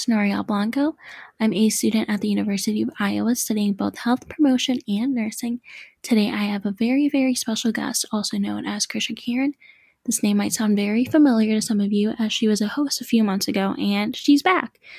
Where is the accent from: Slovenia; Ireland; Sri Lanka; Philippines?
Philippines; I'm from the Philippines